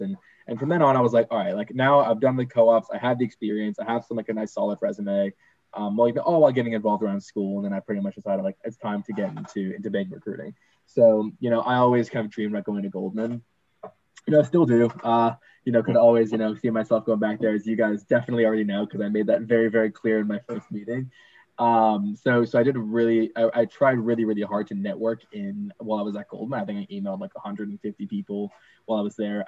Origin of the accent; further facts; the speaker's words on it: Boston, Massachusetts, United States; moved away; I'm originally from Boston